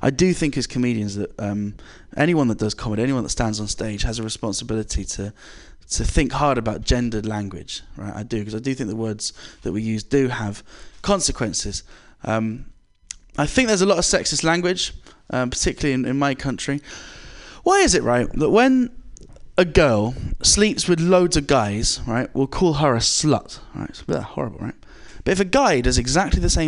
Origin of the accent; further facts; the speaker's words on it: England, United Kingdom; I'm British